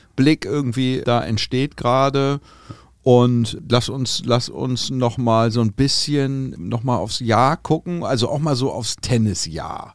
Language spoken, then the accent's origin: German; Hamburg, Germany; wir kommen aus Hamburg, äh, und, und sind hier irgendwie tennistechnisch verwurzelt.